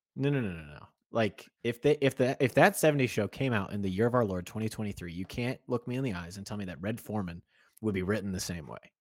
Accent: Kansas City, United States; moved away as an adult; When I was probably from the age of thirteen to about twenty-one when I left Kansas City, there was a barbershop that I would go to in my hometown.

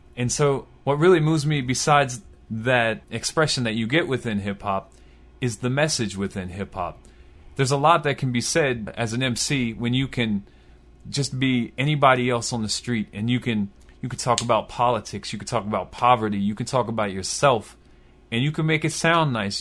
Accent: Baltimore, Maryland, United States; I was born in Baltimore, Maryland, in Southwest Baltimore

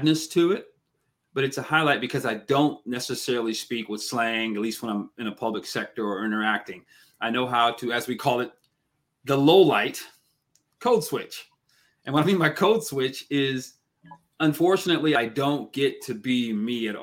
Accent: Seattle, Washington, United States; growing up in Seattle, Washington State

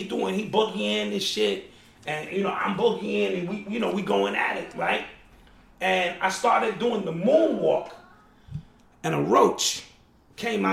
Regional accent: New York, United States; I was from New York.

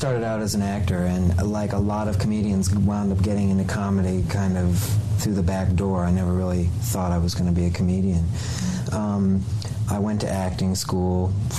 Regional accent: Sarasota, Florida, United States; I grew up in Sarasota, Florida, which is the old winter headquarters of Ringling Brothers

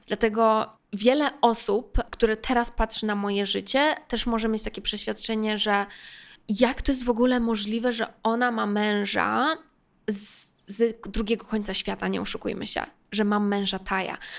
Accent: Warsaw, Masovian Voivodeship, Poland; Więc jestem z Warszawy

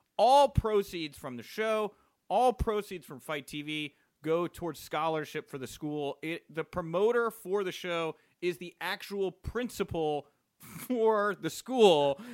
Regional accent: Texas, United States; moved away; I was from Texas, we sold manure

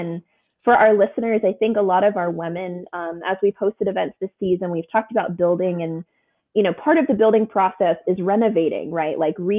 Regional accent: Houston, Texas, United States; Like I'm coming from Houston, from Texas.

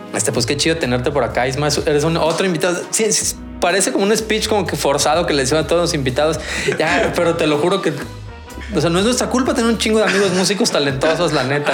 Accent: Morelia, Michoacán, Mexico; yo soy de Morelia

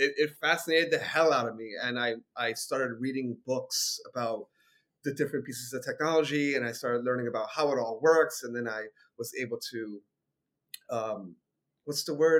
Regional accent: Bronx, New York, United States; I'm from the Bronx, but you guys have been through some shit.

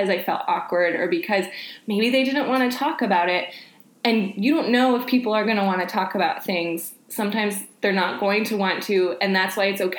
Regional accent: Panama City, Florida, United States; I'm from Panama City

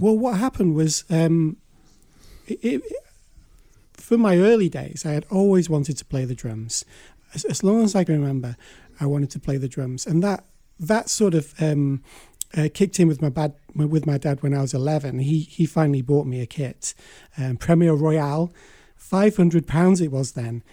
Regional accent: Blackpool, North West England, United Kingdom; Blackpool, my hometown

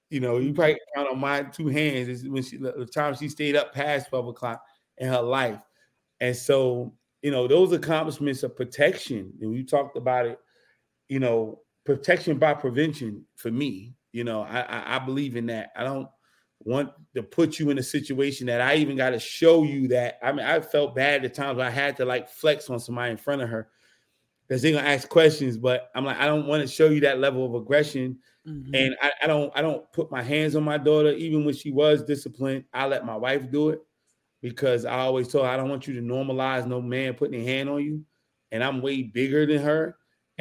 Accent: Newark, New Jersey, United States; moved away; also born or lived in Washington, D.C.; I'm from Newark, New Jersey, Brick City, like that New Jersey Drive movie. Yeah, I lived that. Like, we that's where we come from, for real, for real. And I was in the heart of everything.

